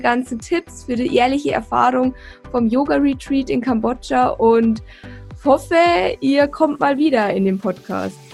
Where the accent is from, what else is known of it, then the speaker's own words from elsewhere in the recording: Deggendorf, Bavaria, Germany; bei uns in Deckendorf im Bayerischen Wald